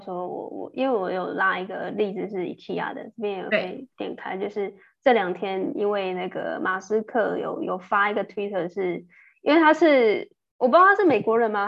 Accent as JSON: {"language": "Chinese", "country": "Taiwan", "said": "我们台湾人，我们看中文"}